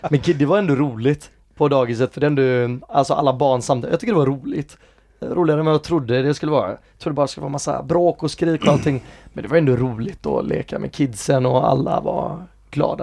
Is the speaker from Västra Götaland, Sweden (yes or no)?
yes; Gothenburg, Västra Götaland, Sweden; also born or lived in England / United States; jag är från Hisingen